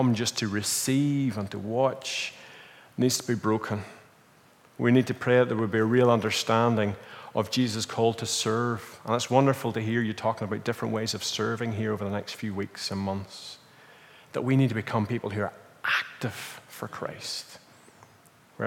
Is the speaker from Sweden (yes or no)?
no; Northern Ireland, United Kingdom; moved away as an adult; now in Portugal; we're from Northern Ireland